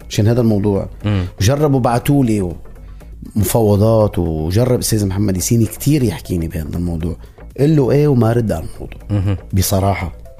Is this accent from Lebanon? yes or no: no; Syria; يعني انا آه سوري